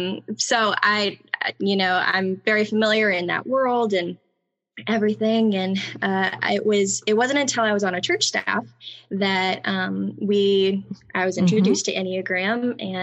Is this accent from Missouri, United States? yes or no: yes; St. Louis, Missouri, United States; now in Orlando, United States; So my family and I moved from St. Louis, Missouri in 2004. And we currently live in Orlando, Florida.